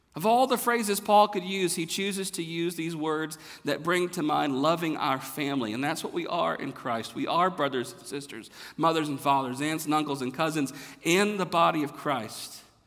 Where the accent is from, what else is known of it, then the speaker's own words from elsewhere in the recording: the South, United States; moved away as an adult; now in Texas, United States; I'm from the South